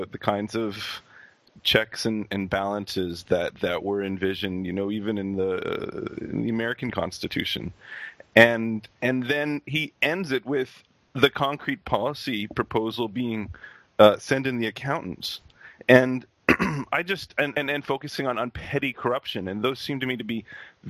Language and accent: English; Canada; I'm actually Canadian